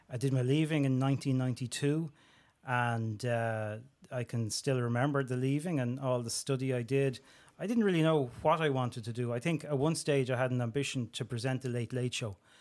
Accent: Dublin, Leinster, Ireland; I'm from Springfield in Talla, Dublin twenty-four

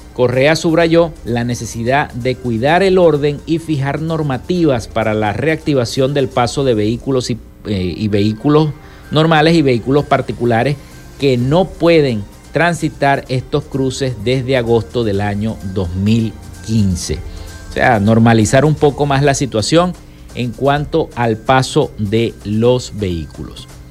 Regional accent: Venezuela; los venezolanos puedan y podamos decidir

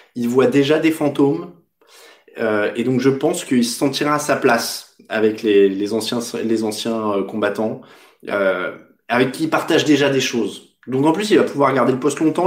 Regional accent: France; chez nous en France

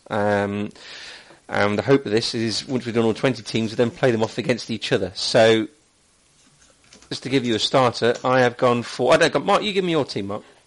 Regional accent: Leicester, East Midlands, United Kingdom; moved away as an adult; I was born and raised in Leicester for the first 30 years of my life

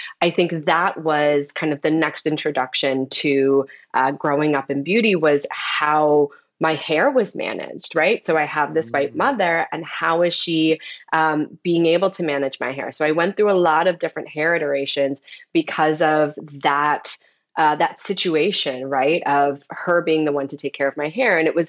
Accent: Florida, United States; also born or lived in Detroit / Atlanta; now in New York, United States; I was born in Detroit. I moved to Atlanta when I was really young, and I ended up going to school, high school and college in Florida. So I'm totally East Coast.

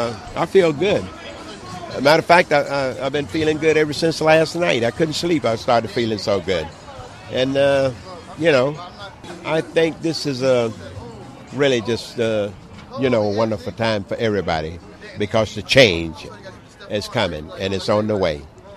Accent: Georgia, United States; Born in the Clay Hills of Georgia. I was born in the South, and I grew up 2 miles from our little town.

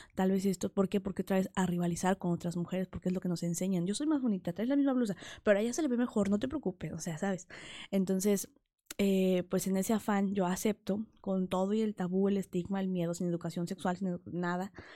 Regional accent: Huauchinango, Puebla, Mexico; Yo soy originaria de Huachinango, Puebla, un pueblito de la Sierra Norte de Puebla

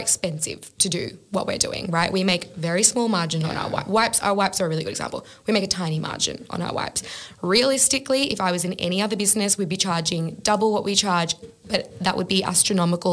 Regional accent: Australia; just being an Australian myself and having an Australian business

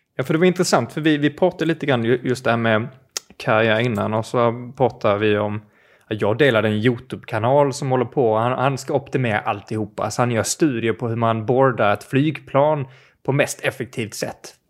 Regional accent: Skåne, Sweden; jag kommer från Skåne

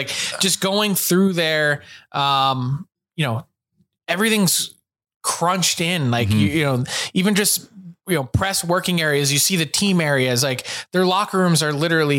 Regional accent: Philadelphia, Pennsylvania, United States; I'm from Philly

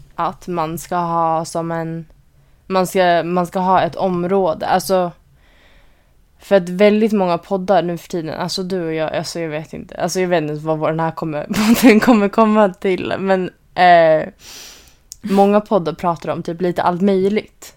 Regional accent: Sweden; now in Orange County, United States; vi bor här som alltså svenskar

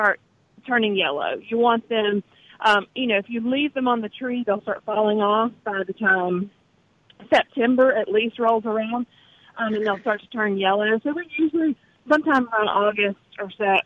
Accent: Vardaman, Mississippi, United States; the community that I grew up in and around Vardaman, Calhoun County

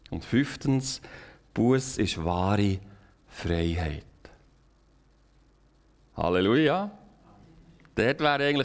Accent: Switzerland; wir können als Schweizer, als vielleicht als ganze westliche Kultur eigentlich nur noch beten.

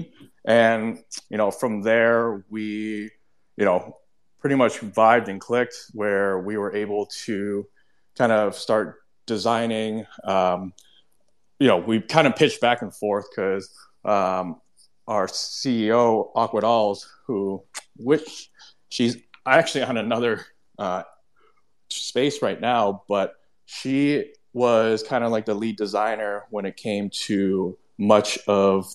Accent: Hong Kong; moved away as an adult; now in Chicago area, United States; I'm born and raised in Hong Kong, and moved away in like 2015

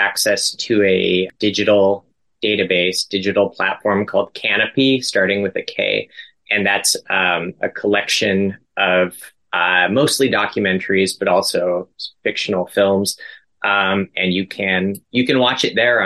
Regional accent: Aberdeen, Washington, United States; moved away as an adult; now in Tacoma, United States; I grew up in Aberdeen

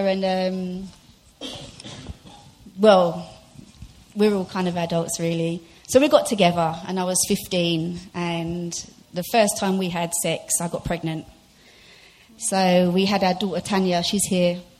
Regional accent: London, United Kingdom; I grew up in Brixton

